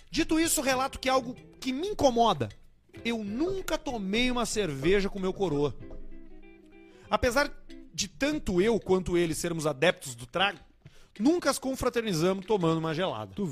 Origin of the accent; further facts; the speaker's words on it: São Borja, Rio Grande do Sul, Brazil; sou de São Borja, capital universal da barateza que é barateza.